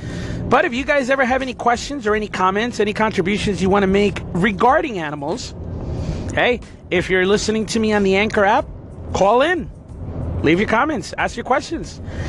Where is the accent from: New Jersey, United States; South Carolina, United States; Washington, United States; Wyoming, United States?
New Jersey, United States; moved away as an adult; also born or lived in New York City / Florida; I was born in New York, Manhattan, right in the middle of New York City. And my family moved to New Jersey back in, 1976. I'm 44, so I was born in 73. When I was three, we moved to New Jersey, right across the river from Manhattan.